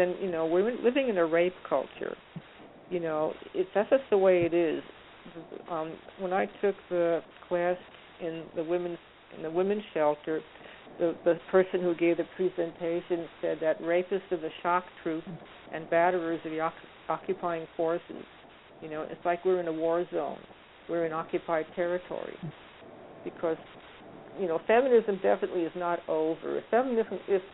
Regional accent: New York, United States; I was brought up in New York

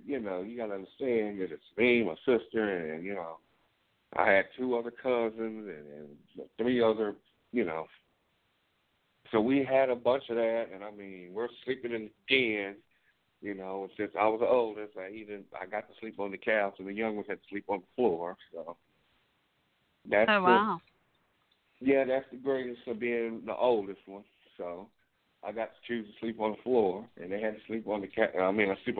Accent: Lubbock, Texas, United States; born there; I was born in Lubbock. That's where my mom's from.

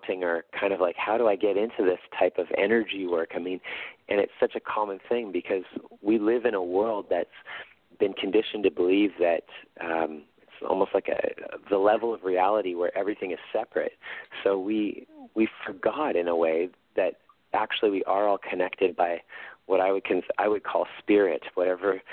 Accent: Winnipeg, Manitoba, Canada; in Winnipeg, in my hometown

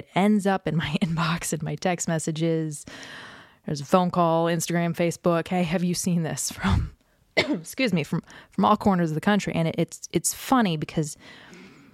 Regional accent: Washington, District of Columbia, United States; I grew up in the Washington, D.C. area, where dad had a top secret clearance

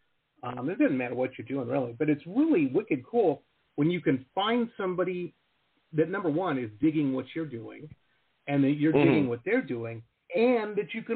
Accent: Detroit, Michigan, United States; I grew up in Metro Detroit and in the suburbs

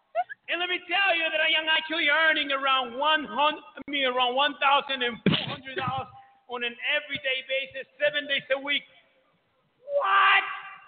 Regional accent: New York City, New York, United States; I am coming from New York City, New York.

